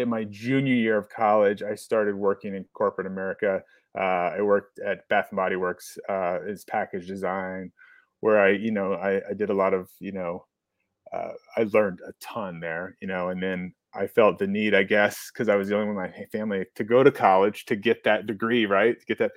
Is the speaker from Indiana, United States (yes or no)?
no; Mount Vernon, Ohio, United States; I grew up in Central Ohio. Mount Vernon was where I was born. And then I graduated from Frederictown High School